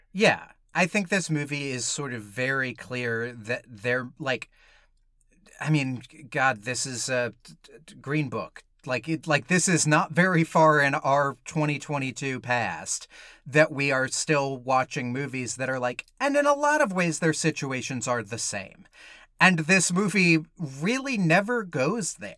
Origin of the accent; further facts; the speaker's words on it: Georgia, United States; I grew up in Georgia